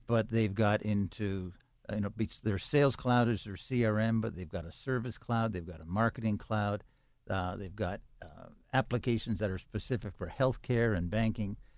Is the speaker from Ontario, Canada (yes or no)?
yes; Toronto, Ontario, Canada; now in Pittsburgh, United States; I grew up in Toronto, Canada